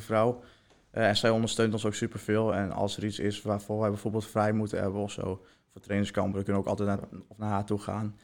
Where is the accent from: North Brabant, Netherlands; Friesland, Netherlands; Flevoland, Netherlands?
Friesland, Netherlands; Heerenveen; ik kom zelf uit Herenveen